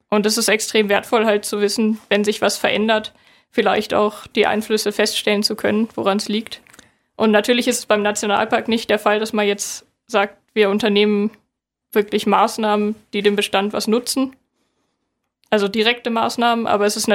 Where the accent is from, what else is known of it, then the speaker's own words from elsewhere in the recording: Northern Germany, Germany; Ich komme aus Norddeutschland.